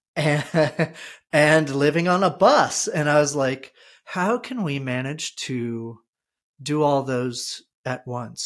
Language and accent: English; New Jersey, United States; moved away as an adult; also born or lived in Texas; now in Vermont, United States; I'm from New Jersey